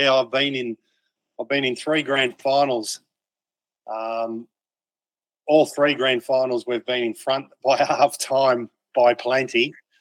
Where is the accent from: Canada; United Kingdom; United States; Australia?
Australia; Narrabri, New South Wales; moved away; I am from Narrabri